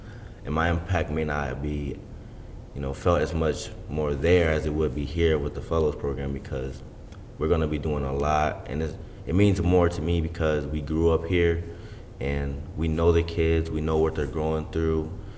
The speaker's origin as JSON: {"language": "English", "town": "Albion", "region": "Michigan", "country": "United States", "tie": "born or raised there", "said": "Growing up, I didn't know as much as I know now. It was more like we would come up here for like field day, or we'd come here for like sports camps."}